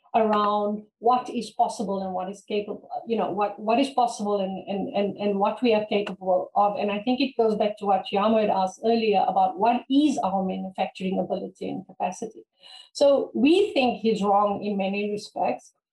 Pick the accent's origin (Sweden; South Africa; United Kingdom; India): South Africa; I come from Africa